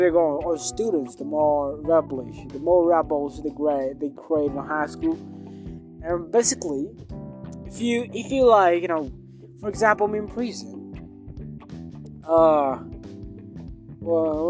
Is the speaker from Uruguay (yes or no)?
no; Kenya; I'm from Africa. Kenya's in Africa. Kenya's in East Africa